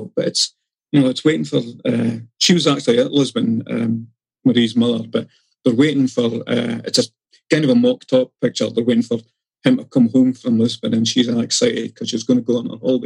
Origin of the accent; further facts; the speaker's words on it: Dundee, Scotland, United Kingdom; I grew up in Dundee